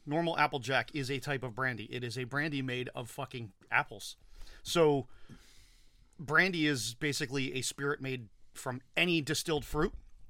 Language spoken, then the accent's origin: English; New Jersey, United States; I'm from New Jersey.